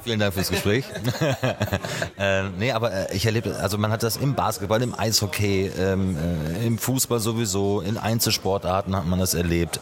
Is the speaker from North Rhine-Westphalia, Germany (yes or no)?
yes; Schloß Holte-Stukenbrock, North Rhine-Westphalia, Germany; also born or lived in Gütersloh; ich komme ja aus der Nähe von Bielefeld, aus Schloss Heute-Stuckenbrock